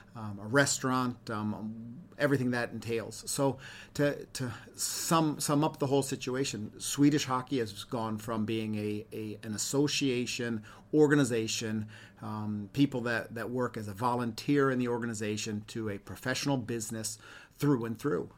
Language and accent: English; Ann Arbor, Michigan, United States; moved away as an adult; now in Sweden; grew up in Ann Arbor, Michigan